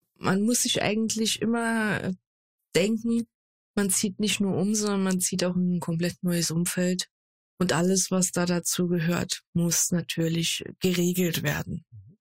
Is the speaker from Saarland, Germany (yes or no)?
yes; Saarland, Germany; moved away as an adult; now in Ruhr area, Germany; gebürtig aus dem Saarland und seit April eine neue Nordrhein-Westfälerin, genauer gesagt Ruhrbottlerin